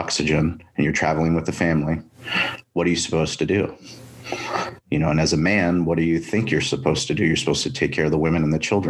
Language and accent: English; La Jolla, California, United States; We grew up in La Jolla.